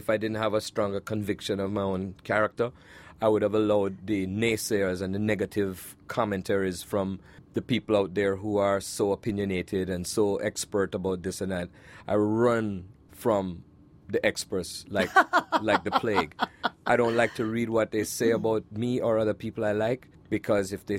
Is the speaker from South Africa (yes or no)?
no; Kingston, Jamaica; moved away; my life growing up in Jamaica